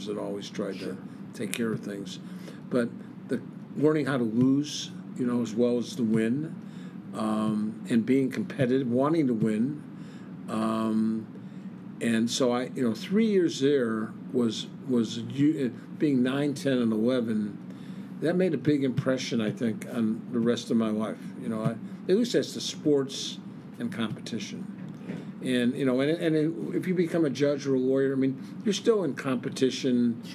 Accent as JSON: {"language": "English", "town": "Chicago", "region": "Illinois", "country": "United States", "tie": "born or raised there", "also_born_or_lived": "Iowa City, Iowa", "moved": "as an adult", "lives_now": "Del Mar, United States", "said": "I would never trade the time growing up in Chicago for anything"}